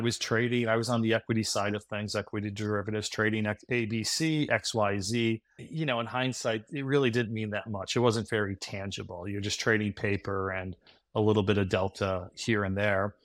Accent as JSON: {"language": "English", "town": "Scranton", "region": "Pennsylvania", "country": "United States", "tie": "born or raised there", "moved": "yes", "said": "grew up in Scranton, P"}